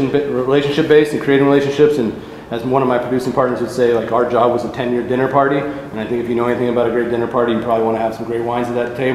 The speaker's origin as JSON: {"language": "English", "town": "Davis", "region": "California", "country": "United States", "tie": "born or raised there", "said": "I grew up in Davis, California."}